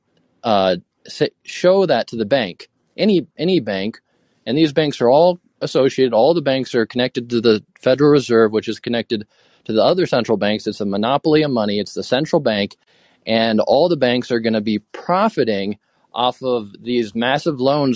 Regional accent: Fairbanks, Alaska, United States; now in Boise, United States; I'm from the United States. I'm an American. I'm from Fairbanks, Alaska.

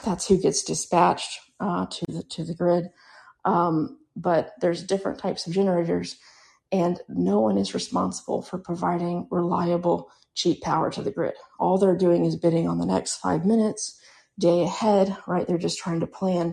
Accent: Central Texas, United States; I grew up in Texas, and when I was a kid, right, I never heard of blackouts. Yeah, we had an ice storm once in a while here in Central Texas

